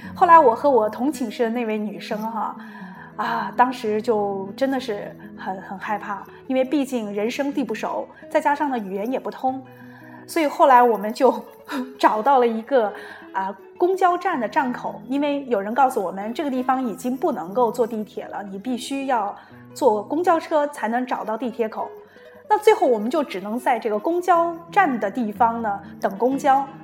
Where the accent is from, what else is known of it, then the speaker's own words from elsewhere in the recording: China; moved away; also born or lived in Milan, Italy; 我们中国人